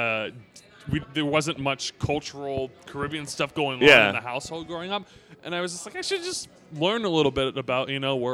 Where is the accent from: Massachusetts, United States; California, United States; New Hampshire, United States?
California, United States; Bay Area; now in Los Angeles, United States; I live in LA right now, but I grew up in the Bay Area.